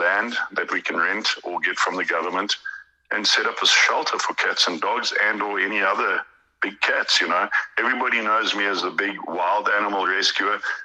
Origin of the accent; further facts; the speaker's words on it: South Africa; now in Ukraine; as a South African